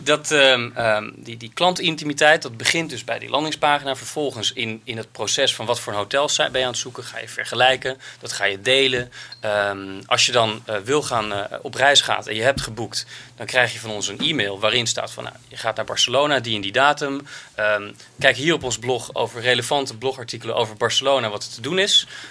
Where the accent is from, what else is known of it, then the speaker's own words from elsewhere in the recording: Netherlands; als Nederlanders